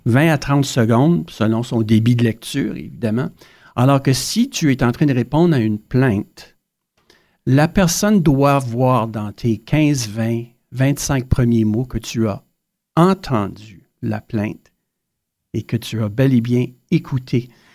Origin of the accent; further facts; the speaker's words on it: Sarnia, Ontario, Canada; moved away as an adult; also born or lived in Ottawa; je viens de Sarnia en Ontario. Il y a très peu de francophones, mais grâce à mes parents, on a maintenu notre français.